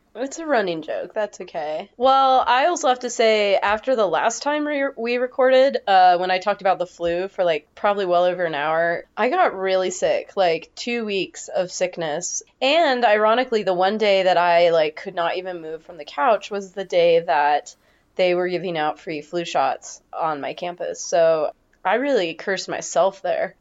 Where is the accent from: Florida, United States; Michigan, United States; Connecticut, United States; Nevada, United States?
Nevada, United States; Northern; moved away as an adult; I was born in Northern Nevada, and I lived there until I graduated high school, so eighteen years